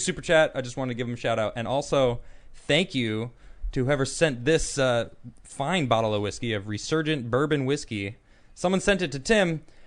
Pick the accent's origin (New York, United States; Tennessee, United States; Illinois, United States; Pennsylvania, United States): Illinois, United States; Chicago; I'm actually also from Chicago. I was born in the city, in Lakeshore Drive.